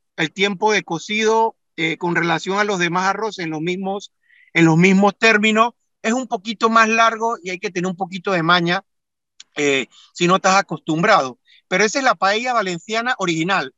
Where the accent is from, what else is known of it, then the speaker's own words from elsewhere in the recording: Panama; mis padres nacieron en Panamá, mis hermanos, mis tíos, mis primas, mis primos todos nacimos en Panamá, ya somos segunda generación de panameños